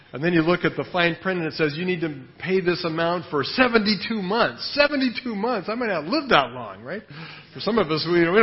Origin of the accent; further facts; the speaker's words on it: United States; now in Thailand; I'm really an American